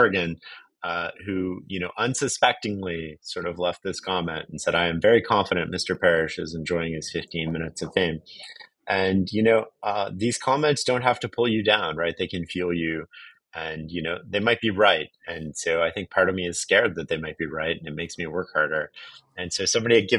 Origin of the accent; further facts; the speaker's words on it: Canada; I'm from Canada